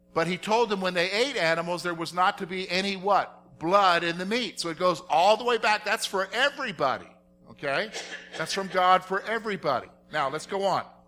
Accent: South Carolina, United States; I'm from South Carolina

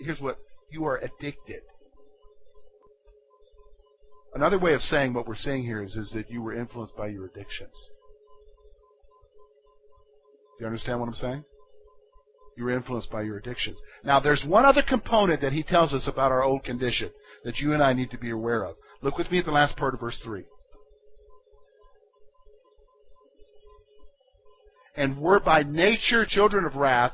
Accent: South Carolina, United States; moved away as an adult; also born or lived in Pennsylvania; I'm from the state of South Carolina

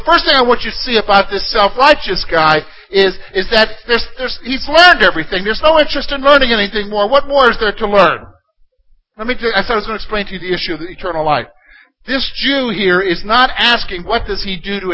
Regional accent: South Carolina, United States; as a boy growing up in South Carolina

